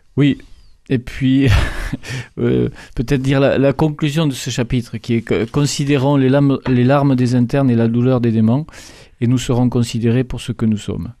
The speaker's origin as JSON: {"language": "French", "town": "Revel", "region": "Occitania", "country": "France", "tie": "born or raised there", "said": "je, suis de Revel. Je suis même natif de Revel"}